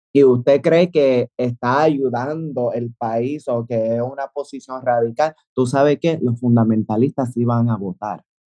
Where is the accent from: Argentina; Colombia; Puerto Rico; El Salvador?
Puerto Rico; yo amo mi país, ah, amo mi país. Eh, sí, soy ciudadana americana